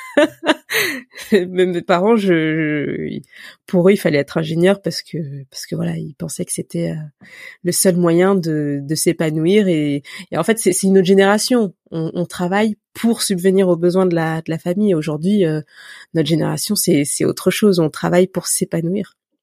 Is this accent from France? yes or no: yes; Élancourt, Île-de-France, France; j'ai grandi dans les Yvelines, à Elancourt très précisément.